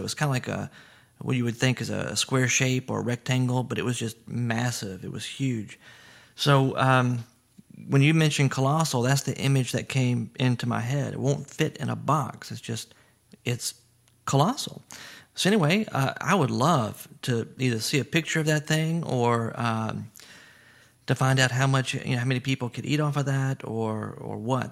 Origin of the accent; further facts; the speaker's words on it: Baton Rouge, Louisiana, United States; growing up in Baton Rouge